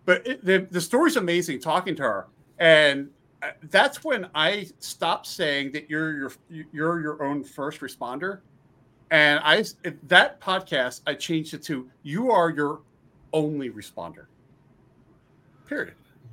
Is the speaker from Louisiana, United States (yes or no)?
no; Pennsylvania, United States; I grew up in Pennsylvania. So Pennsylvania is a huge wrestling, you know, wrestling state.